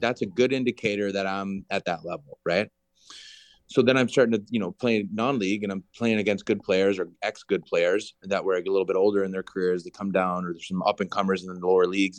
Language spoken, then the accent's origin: English; Green Bay, Wisconsin, United States; moved away as an adult; also born or lived in Chicago / United Kingdom / Vancouver; I never left Green Bay until I was eighteen